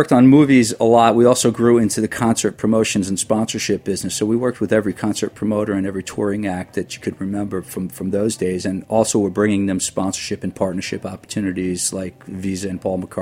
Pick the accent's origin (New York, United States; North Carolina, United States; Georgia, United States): New York, United States; Long Island; moved away as an adult; also born or lived in Manhattan, New York; now in New Jersey, United States; I grew up on Long Island, lived in Manhattan for about 15 years, then, you know, moved to Jersey